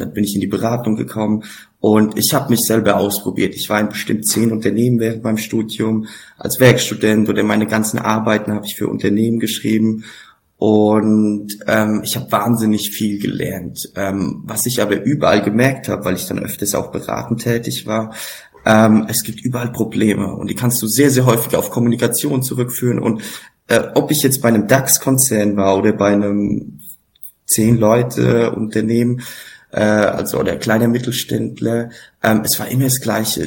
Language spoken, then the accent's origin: German; Laufach, Bavaria, Germany; also born or lived in Frankfurt; lauffach, mein Heimatdorf